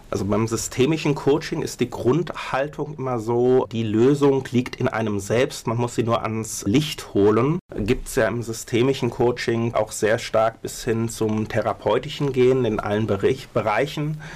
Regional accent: Mainz, Rhineland-Palatinate, Germany; moved away; also born or lived in Berlin; eigentlich bin ich Mainzer

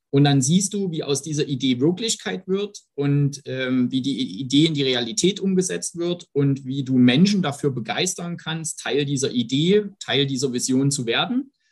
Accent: Saxony, Germany; Ähm, am Ende, klar, ich stamme aus dem, aus dem Herzen Sachsens, ähm, habe dort 2008 mein, mein Studium an der TU Dresden angefangen

